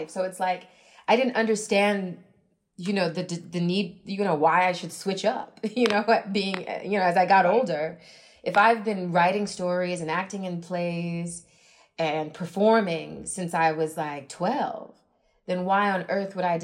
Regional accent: Dallas, Texas, United States; now in New York City, United States; Uh, well, I mean, I, I, it was it was mixed in Dallas. Uh, I did grow up in a suburb that was mostly white

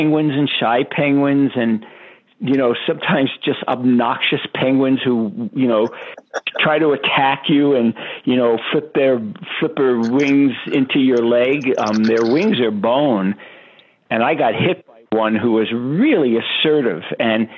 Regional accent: New York City, New York, United States; I grew up in Brooklyn, New York

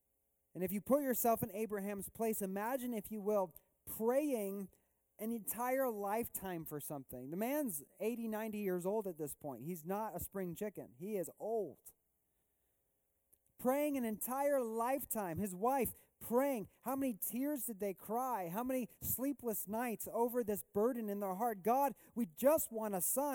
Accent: Missouri, United States; I grew up in Missouri mostly in my life

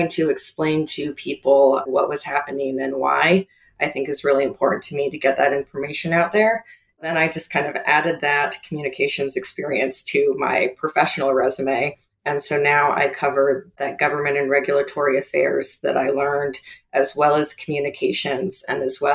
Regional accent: outside of Houston, Texas, United States; also born or lived in Bakersfield, California / Pennsylvania; I was raised mostly in Texas with my parents outside of Houston

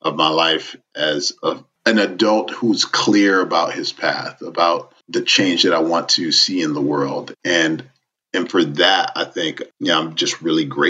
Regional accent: Miami, Florida, United States; moved away; Miami and Little Haiti in particular is just it gave me my identity.

